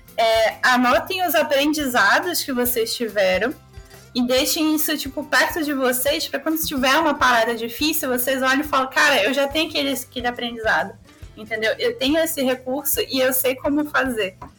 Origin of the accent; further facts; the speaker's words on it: Rio de Janeiro, Brazil; eu sou da Zona Norte